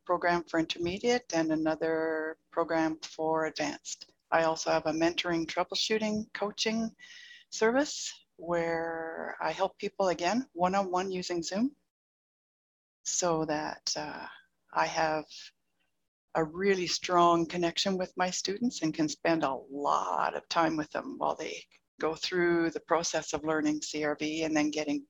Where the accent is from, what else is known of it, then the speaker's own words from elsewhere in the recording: Calgary, Alberta, Canada; my hometown, Calgary, Alberta.